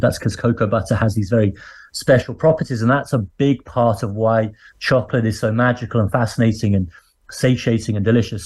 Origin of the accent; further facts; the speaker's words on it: Birmingham, West Midlands, United Kingdom; I grew up in a what's now a big city called Birmingham